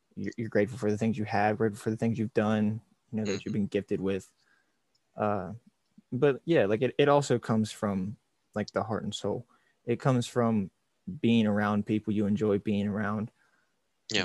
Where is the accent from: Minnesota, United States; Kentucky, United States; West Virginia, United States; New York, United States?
West Virginia, United States; Romney; I grew up here in Romney. It's yep. a small town in West Virginia.